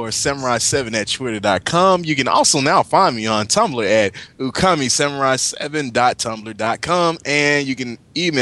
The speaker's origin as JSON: {"language": "English", "region": "the South", "country": "United States", "said": "Hey, I'm from the South, man"}